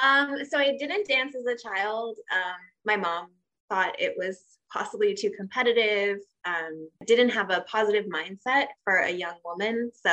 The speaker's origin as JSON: {"language": "English", "region": "Tokyo", "country": "Japan", "tie": "born or raised there", "said": "that's actually where I met her growing up in Tokyo and doing restaurant gigs and that kind of thing."}